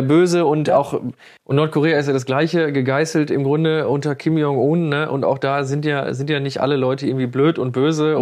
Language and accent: German; Germany; first language German; ich als Deutscher, äh, der sich im Deutschen sehr wohl fühlt